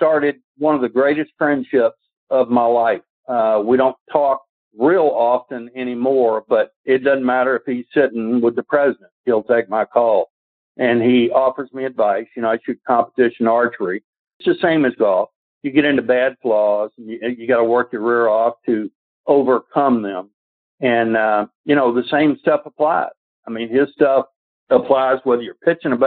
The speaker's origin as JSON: {"language": "English", "town": "Atlanta", "region": "Georgia", "country": "United States", "said": "I was from Atlanta, but being a Georgia boy"}